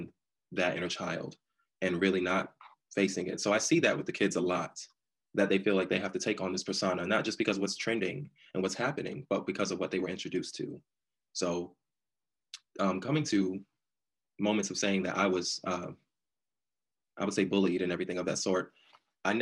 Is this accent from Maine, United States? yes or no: no; New York City, New York, United States; now in Durham, United States; I'm originally from New York, born and raised in Brooklyn, then I relocated to North Carolina, Durham, North Carolina, to be exact